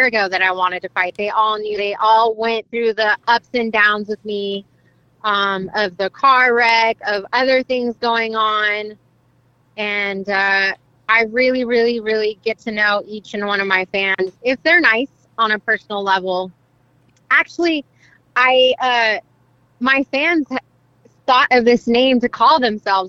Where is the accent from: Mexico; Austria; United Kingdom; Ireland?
Mexico; now in United States; I was born in Mexico, and yes, I am proud of like being my ethnicity and like being born in Mexico and being Mexican and being a Mexican citizen too.